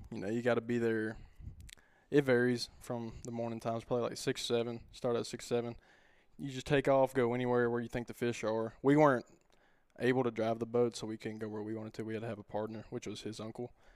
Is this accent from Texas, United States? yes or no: no; White Bluff, Tennessee, United States; born and raised in White Bluff